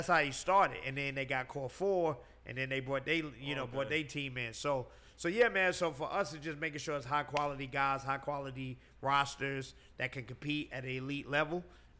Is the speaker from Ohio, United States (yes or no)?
no; New York, United States; moved away as an adult; now in Atlanta, United States; I was raised in New York, but I moved to Atlanta.